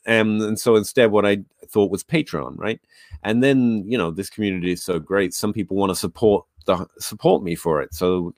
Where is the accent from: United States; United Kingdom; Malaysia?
United Kingdom; England; moved away; I came over from England. I didn't know anyone. And I was just looking to reach out.